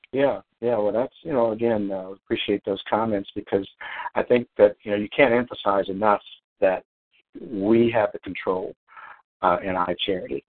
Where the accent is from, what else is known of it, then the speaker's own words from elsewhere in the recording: Illinois, United States; also born or lived in Atlanta, Georgia; now in Hawaii, United States; I'm five thousand miles away from my home my hometown, mm-hmm. and uh, which is in Illinois